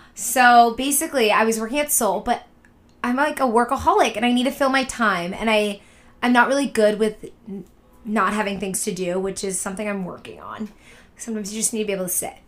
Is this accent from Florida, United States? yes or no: no; Boston, Massachusetts, United States; moved away; also born or lived in Syracuse / New York; I'm from Boston, so I have grown up going to New York